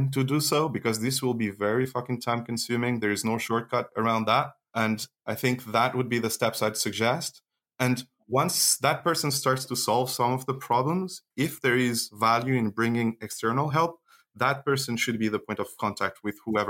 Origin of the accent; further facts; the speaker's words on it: Switzerland; not only I'm an engineer, but I grew up in Switzerland